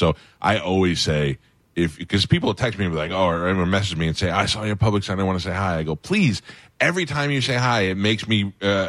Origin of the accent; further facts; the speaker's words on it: New York, United States; I'm from New York.